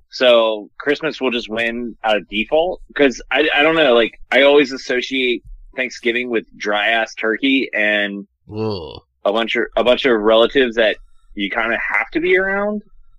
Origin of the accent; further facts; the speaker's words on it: Harrisonburg, Virginia, United States; moved away; So I grew up in Virginia